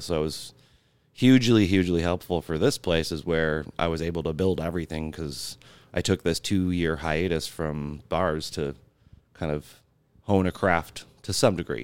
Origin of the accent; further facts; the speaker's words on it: Grand Rapids, Michigan, United States; moved away as an adult; now in Buffalo, United States; I'm from Grand Rapids, Michigan